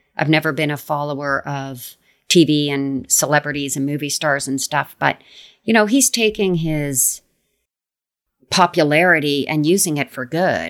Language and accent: English; Canada; I like Canada just because I'm from here